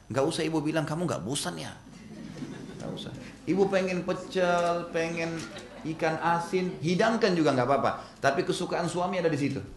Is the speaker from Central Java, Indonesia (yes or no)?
no; Makassar, South Sulawesi, Indonesia; Di Makassar, karena saya dari Makassar, ada Kebiasaan orang Makassar, Bugis Makassar tuh kalau buat sayur dari kacang hijau.